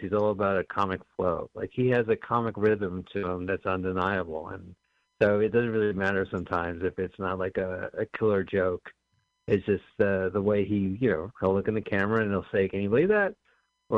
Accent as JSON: {"language": "English", "town": "Montclair", "region": "New Jersey", "country": "United States", "said": "we're from Montclair, New Jersey, both of us"}